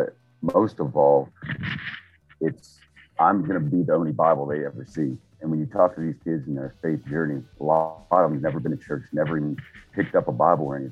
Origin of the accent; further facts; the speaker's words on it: Keyser, West Virginia, United States; where I was born and raised in Kaiser, West Virginia. It's a small town in West Virginia, about 5,000 people.